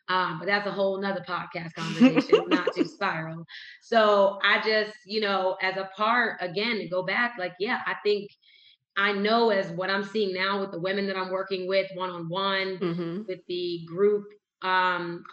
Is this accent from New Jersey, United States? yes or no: yes; Whitesboro, New Jersey, United States; moved away; my hometown in Whitesboro, New Jersey